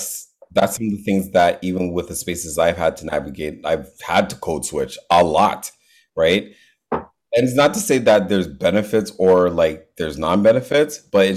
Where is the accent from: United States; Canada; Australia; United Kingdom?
Canada; Toronto, Ontario; moved away as an adult; now in Oshawa, Canada; I don't even really want to claim Oshawa. I'm actually from Scarborough.